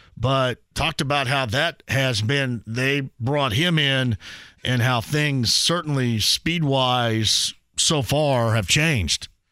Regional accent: Owensburg, Indiana, United States; where I grew up in Owensburg

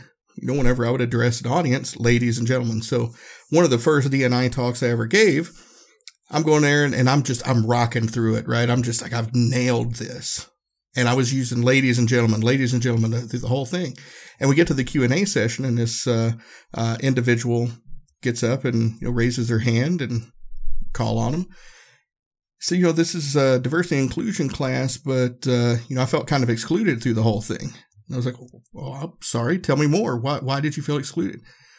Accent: the South, United States; growing up in the South, we say y'all and folks and all that.

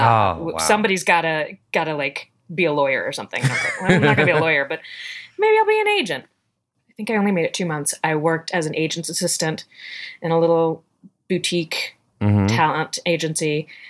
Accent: Richmond, Virginia, United States; Richmond, Virginia.

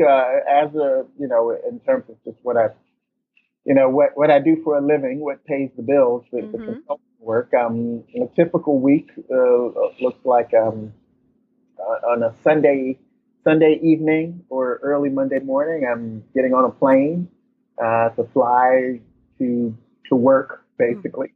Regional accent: Chicago, Illinois, United States; Born and raised in Chicago, born on the south side of Chicago, south side, always. Lived in the Chicago area for pretty much all my life

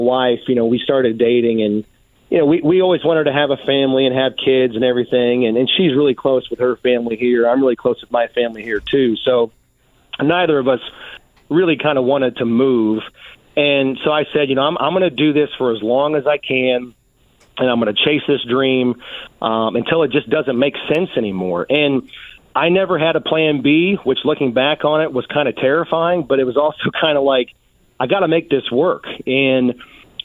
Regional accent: Indianapolis, Indiana, United States; born or raised there

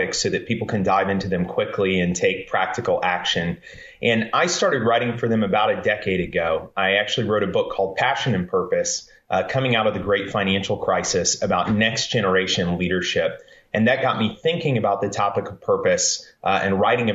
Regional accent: Columbus, Georgia, United States; also born or lived in Central Florida; I grew up in Columbus, Georgia. For the most part, I was born in Florida and Georgia

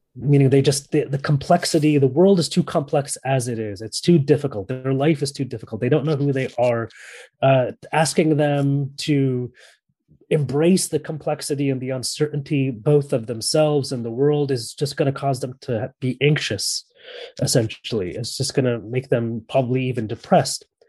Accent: San Francisco, California, United States; moved away as an adult; also born or lived in Paris / Barcelona; now in London, United Kingdom; I was born and raised in San Francisco, California

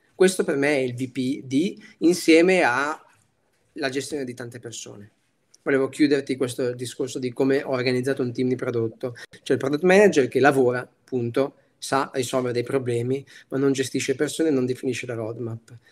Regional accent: Piacenza, Emilia-Romagna, Italy; also born or lived in Milan; da buon emiliano

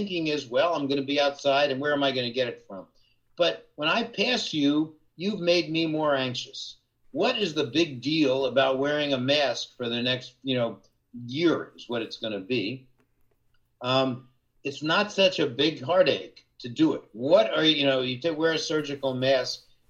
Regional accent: Jersey Shore, New Jersey, United States; moved away; where I grew up on the Jersey Shore

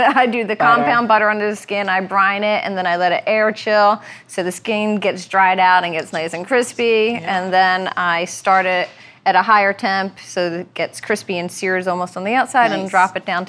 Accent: Philadelphia, Pennsylvania, United States; we're Irish. She described Calabrian chilies of like the red paste you put on hoagies because we're from Philly.

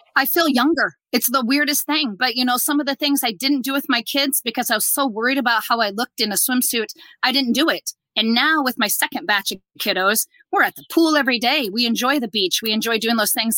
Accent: Nebraska, United States; we're from Nebraska, so you know we're Husker fans

